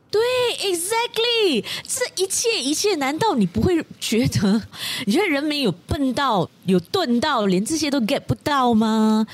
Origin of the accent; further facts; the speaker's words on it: Malaysia; 身为马来西亚人